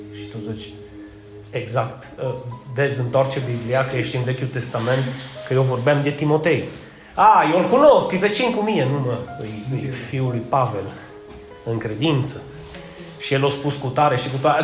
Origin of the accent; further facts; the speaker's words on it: Romania; noi, ca români